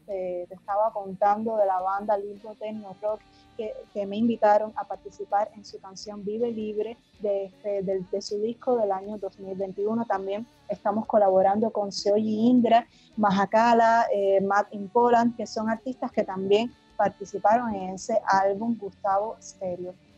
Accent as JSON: {"language": "Spanish", "region": "Havana", "country": "Cuba", "said": "somos de La Habana, de La Habana, la capital de Cuba"}